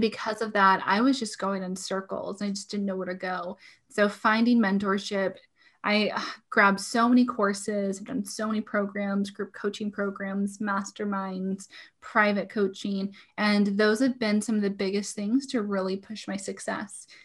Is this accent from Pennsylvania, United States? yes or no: no; Portland, Oregon, United States; moved away as an adult; now in Washington, United States; I was born and raised in Portland, Oregon.